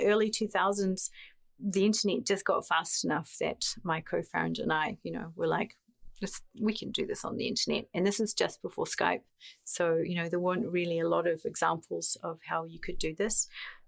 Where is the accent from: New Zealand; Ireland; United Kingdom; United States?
New Zealand; moved away as an adult; growing up in an island very far away. I'm from New Zealand.